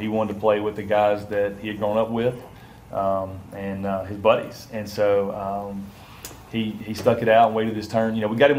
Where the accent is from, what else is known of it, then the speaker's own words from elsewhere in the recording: Mississippi, United States; moved away as an adult; now in Louisiana, United States; Made my way to Louisiana from there, yeah. Originally from Mississippi